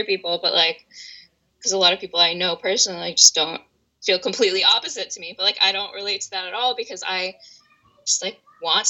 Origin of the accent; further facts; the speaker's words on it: Washington, D.C. area, Northern Virginia suburbs, United States; I'm from Washington, D.C., or the D.C. area, Northern Virginia suburbs. That's where I live currently.